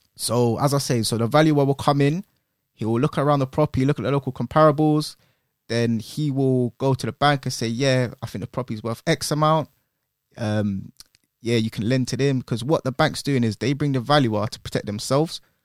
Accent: London, United Kingdom; originally I'm from Northwest

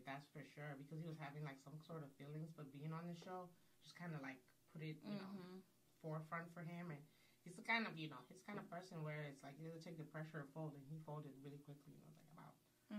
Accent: Nigeria; Since we're, like, being honest, I'm Nigerian, y'all.

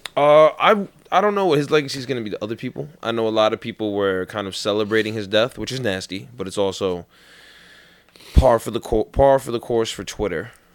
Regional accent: New York City, New York, United States; born or raised there; moved away

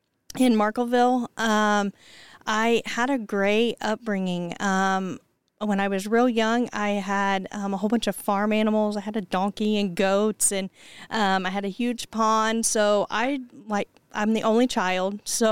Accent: Pendleton, Indiana, United States; also born or lived in Anderson, Indiana; I grew up in Pendleton. And then I had children. Cost of living was obviously lower here in Anderson, so I moved to Anderson.

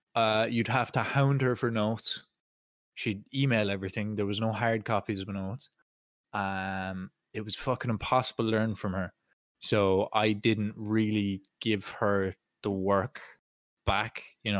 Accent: Ireland; first language Irish; I have Irish as my first language, but I'm also very glad that I didn't do it in school

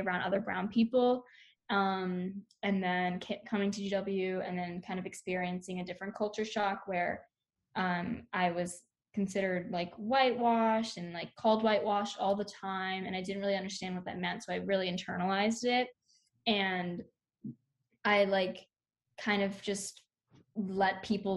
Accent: Southern Maryland, United States; I'm from Southern Maryland, but originally my parents are from South India.

